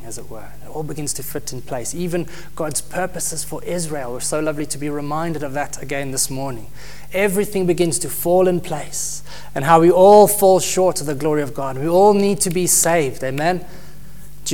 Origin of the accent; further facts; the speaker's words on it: South Africa; moved away; we come from South Africa